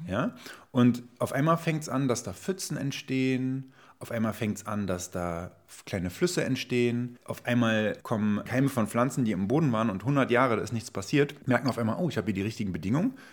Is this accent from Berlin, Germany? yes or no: yes; Berlin, Germany; bin in Berlin-Schöneberg aufgewachsen